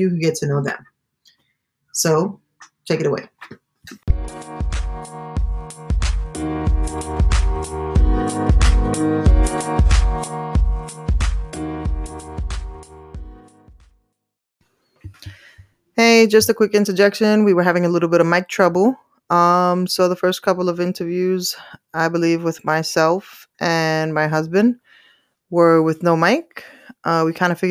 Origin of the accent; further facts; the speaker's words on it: New York City, New York, United States; I am originally from Staten Island, New York